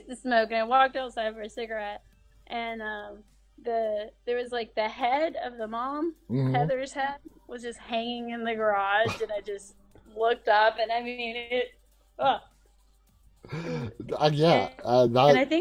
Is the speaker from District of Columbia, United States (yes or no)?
no; Athens, Georgia, United States; I'm from Athens, Georgia, which is kind of like a little indie music hub